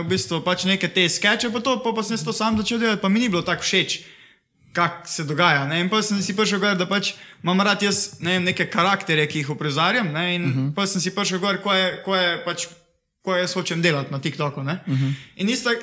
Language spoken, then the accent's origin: Slovenian; Šentjur, Savinja, Slovenia; prihajam iz Šentjurja